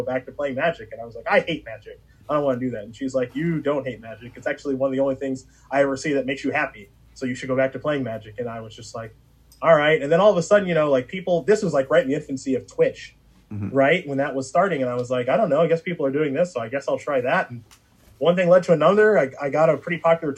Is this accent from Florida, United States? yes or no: no; Strongsville, Ohio, United States; when I grew up in Strongsville, Ohio, a suburb of Cleveland